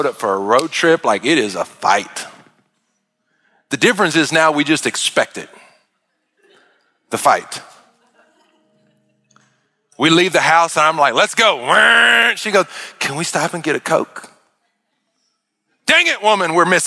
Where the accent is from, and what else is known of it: United States